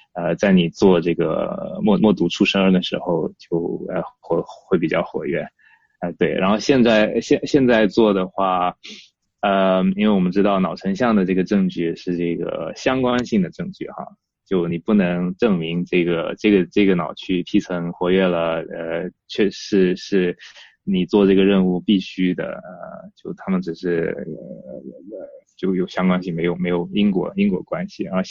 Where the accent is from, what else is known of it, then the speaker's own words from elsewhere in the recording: southern China, China; moved away as an adult; now in United Kingdom; 因为我是南方人嘛，然后那个就小时候热，热惯了